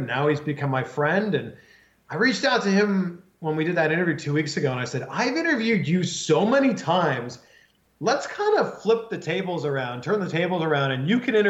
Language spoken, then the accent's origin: English; Toronto, Ontario, Canada; moved away; also born or lived in Cleveland; I'm originally from Canada. I'm originally from Toronto. And growing up in Toronto, you don't have an NFL team.